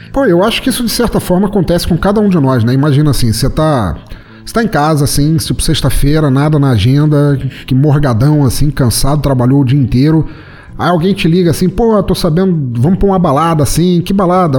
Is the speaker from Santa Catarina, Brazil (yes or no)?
yes; Santa Catarina, Brazil; eu sou de Santa Catarina